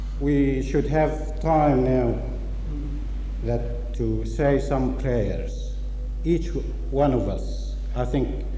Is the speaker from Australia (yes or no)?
yes; Australia; From Australia